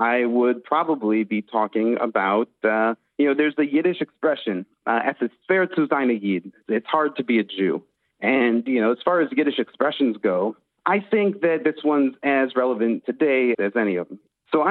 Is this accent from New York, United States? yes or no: yes; Buffalo, New York, United States; also born or lived in Israel; now in Berlin, Germany; I did experience some anti-Semitism growing up in Buffalo, New York in the 80s and the 90s.